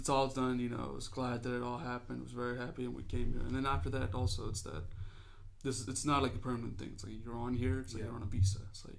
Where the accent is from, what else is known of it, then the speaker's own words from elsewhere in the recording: India; now in United States; Well, so I come from India, right?